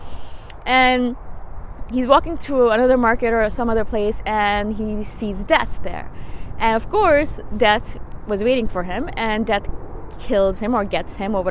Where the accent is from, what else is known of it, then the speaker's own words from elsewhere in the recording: India; I'm Indian